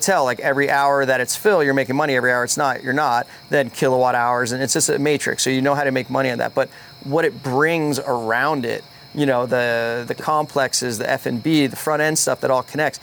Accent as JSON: {"language": "English", "region": "New Jersey", "country": "United States", "tie": "born or raised there", "also_born_or_lived": "Hawaii", "moved": "as an adult", "said": "this is my hometown"}